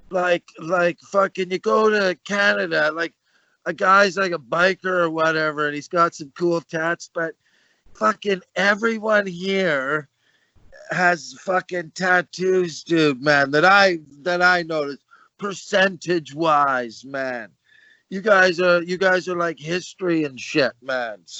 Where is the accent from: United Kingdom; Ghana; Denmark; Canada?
United Kingdom; Birmingham, West Midlands; Ghetto, I'm from Birmingham